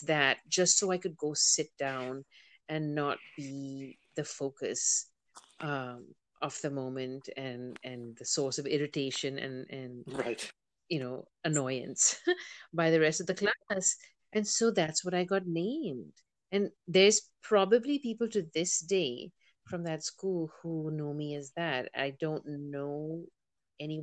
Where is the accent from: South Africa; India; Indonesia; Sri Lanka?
India; moved away; also born or lived in United States; I was born in the United States and I moved back to India when I was four